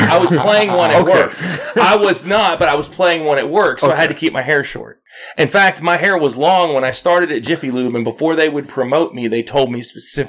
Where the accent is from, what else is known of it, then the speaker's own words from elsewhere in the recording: the South, United States; accent: southern; I turn up my southern accent every once in a while